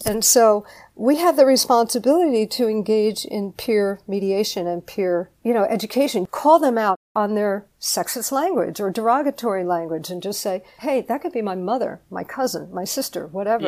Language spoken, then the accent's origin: English; New Jersey, United States; I'm from Jersey